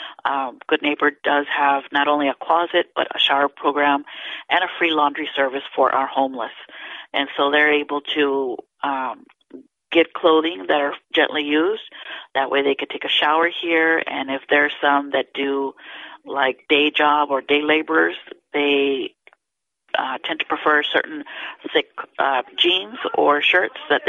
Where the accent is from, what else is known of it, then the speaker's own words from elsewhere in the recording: Houston, Texas, United States; moved away as an adult; now in Brownsville, United States; I'm originally from Houston